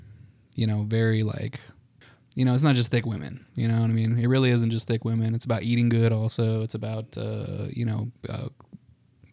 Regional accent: El Paso, Texas, United States; born or raised there; moved away as an adult; now in Dallas, United States

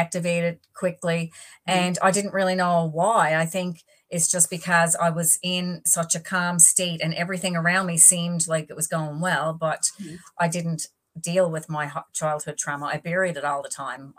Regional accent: East Coast of the island, Newfoundland and Labrador, Canada; also born or lived in Northern Peninsula; I'm on the Northern Peninsula right now, but I'm from the East Coast of the island.

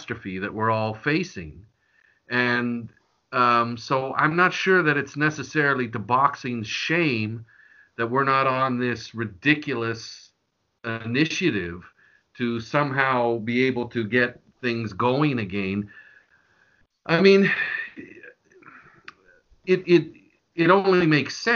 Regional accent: Canada; as a Canadian

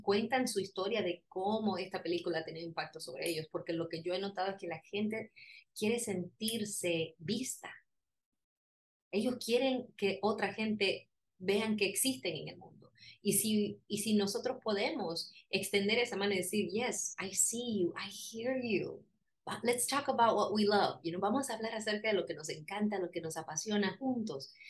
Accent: Colombia; soy colombiana

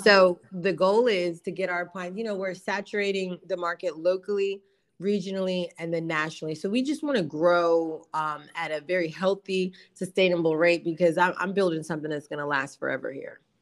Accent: New Jersey, United States; I am from New Jersey, originally from South Jersey. Um, I grew up in a moving and storage business

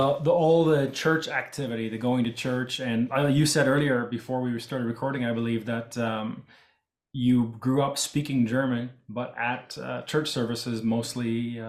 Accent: Canada; first language English; I myself grew up speaking almost entirely English because I was born and raised in Canada, but I could understand and speak Low German if I had

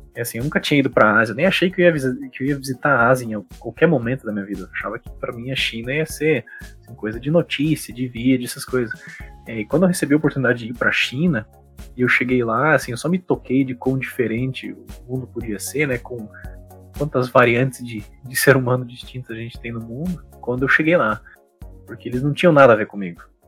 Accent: Cascavel, Paraná, Brazil; moved away as an adult; also born or lived in Sheffield, England; minha cidade natal, que é Cascavel

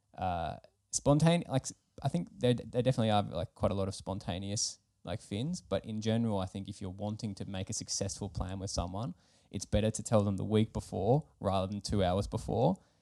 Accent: Melbourne, Victoria, Australia; now in Finland; I'm from Australia

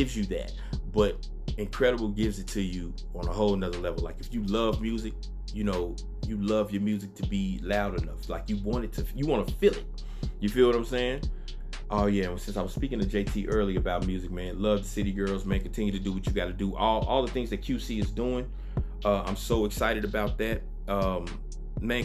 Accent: the South, United States; I'm from the South

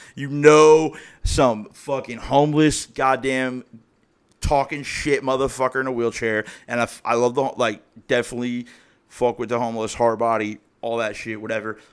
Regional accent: Springboro, Ohio, United States; I grew up in Springboro, Ohio

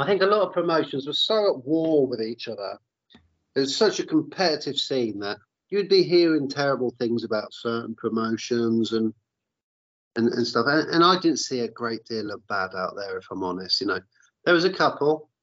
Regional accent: Isle of Wight, South East England, United Kingdom; I'm from the Isle of Wight

